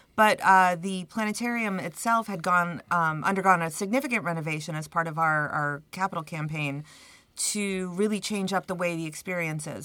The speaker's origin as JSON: {"language": "English", "town": "Brockport", "region": "New York", "country": "United States", "moved": "yes", "said": "I'm from Brockport, I've been gone for 30 years, but I'm originally from the area"}